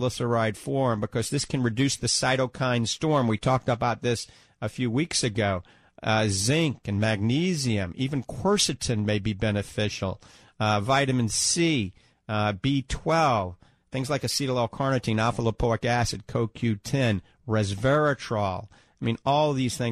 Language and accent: English; New Orleans, Louisiana, United States; accent: New Orleans; now in The Villages, United States; my New Orleans accent